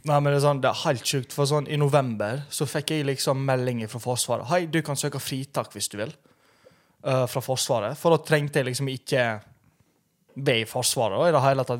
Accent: Romania; now in Norway; Jeg er jo fra Romania

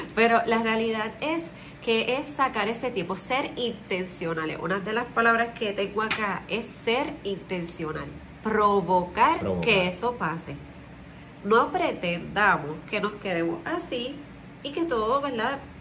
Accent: Puerto Rico; Nosotros somos de Puerto Rico

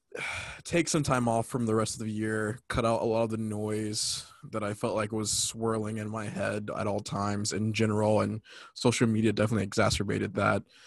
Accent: California, United States; also born or lived in North Carolina; I'm from California, but I'm reporting live from frozen tundra of North Carolina.

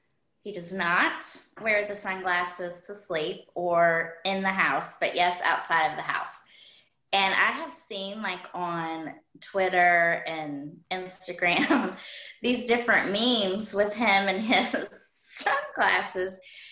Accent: the Carolinas, United States; lived in North Carolina for as many years as we did South Carolina. So that's why sometimes when I say we're from Carolina, people are like, well, which one? Well, technically both.

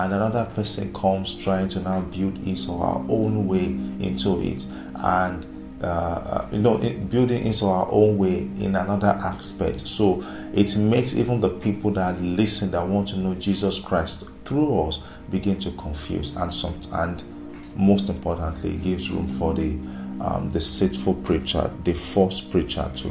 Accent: Nigeria; I'm from Nigeria, I'm from Africa

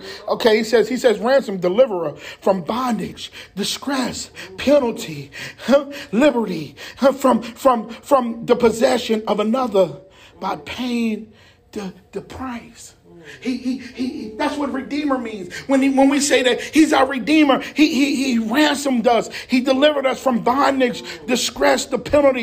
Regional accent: Jersey City, New Jersey, United States; moved away; I'm from Jersey City.

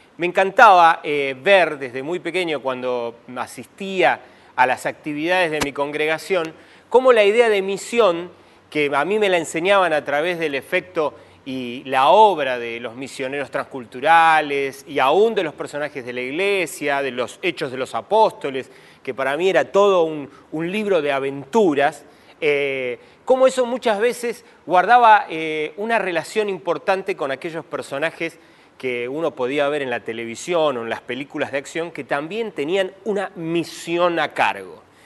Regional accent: Argentina; me puedo definir como argentino

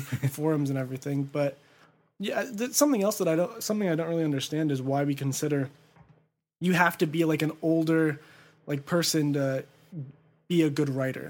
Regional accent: Ontario, California, United States; also born or lived in Upland, California / Claremont, California; I was born in San Antonio Community Hospital, but I grew up in Ontario, uh, uh, so on the border of Ontario and Chino

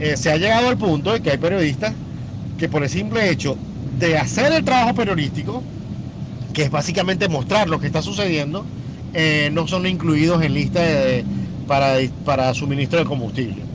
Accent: Venezuela; el compromiso que tenemos como venezolanos y como periodistas venezolanos

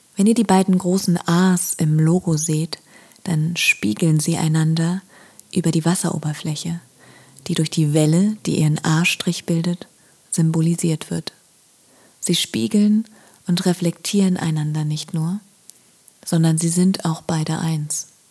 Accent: Berlin, Germany; gebürtige Berlinerin

